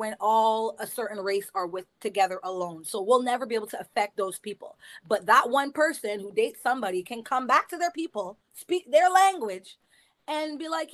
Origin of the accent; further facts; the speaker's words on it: Canada; Canada is a stew pot because we identify everything that's in your heritage